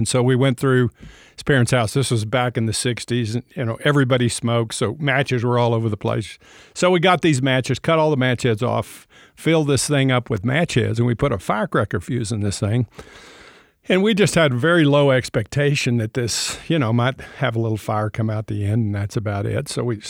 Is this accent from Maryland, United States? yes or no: no; Texas, United States; born there; I was born in out in West Texas, and on the plains of West Texas, not a lot to do out there, just flat prairie